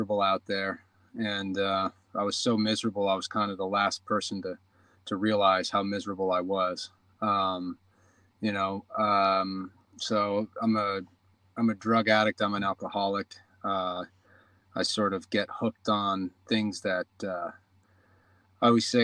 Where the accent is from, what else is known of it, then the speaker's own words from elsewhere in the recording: New York, United States; moved away as an adult; also born or lived in Los Angeles; I grew up in New York.